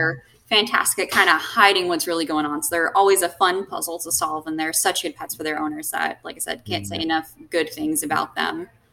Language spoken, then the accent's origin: English; Warner Robins, Georgia, United States; moved away as an adult; also born or lived in West Palm Beach, Florida; now in Florida, United States; Georgia, Warner Robins, Georgia. Nobody's really ever heard of it, but kind of mm-hmm. did a little bit of growing up there